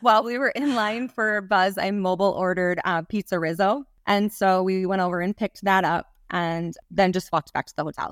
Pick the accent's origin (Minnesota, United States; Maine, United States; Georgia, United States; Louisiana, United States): Minnesota, United States; Minneapolis; I'm from the Twin Cities, so I've run the Twin Cities Marathon.